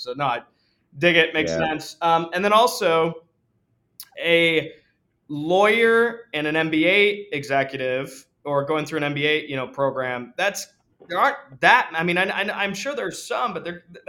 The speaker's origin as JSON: {"language": "English", "town": "Ann Arbor", "region": "Michigan", "country": "United States", "tie": "born or raised there", "said": "I grew up in Ann Arbor and I went to Hope College"}